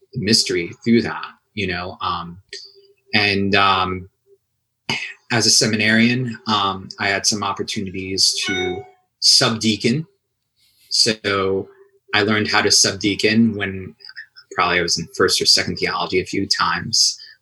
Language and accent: English; Long Island, New York, United States; also born or lived in Steubenville, Ohio; I grew up in Newark, New York, Long Island.